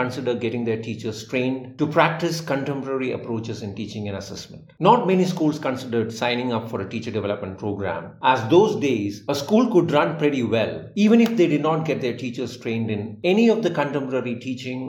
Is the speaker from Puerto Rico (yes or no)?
no; India; I'm an Indian teacher